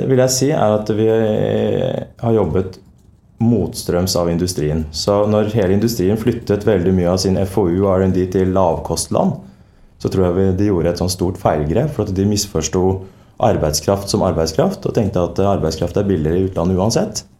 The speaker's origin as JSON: {"language": "Norwegian", "country": "Norway", "tie": "born or raised there", "said": "Jeg er født og oppvokst i Norge."}